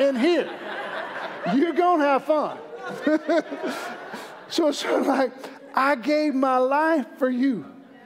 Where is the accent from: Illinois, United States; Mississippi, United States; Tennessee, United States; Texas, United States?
Mississippi, United States; I'm from Mississippi.